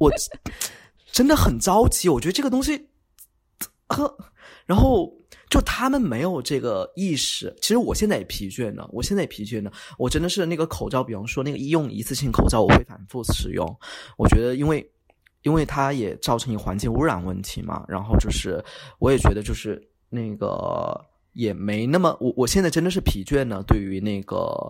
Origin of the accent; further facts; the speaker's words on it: Chongqing, China; accent: Chongqing Mandarin; moved away as an adult; now in Lisbon, Portugal; 我嗯。是重庆人，所以说我连自己的姓发音都有点不准